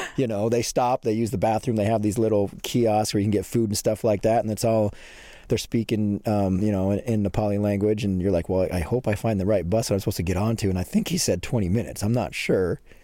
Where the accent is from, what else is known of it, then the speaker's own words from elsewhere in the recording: Montana, United States; I'm from a little small town in Montana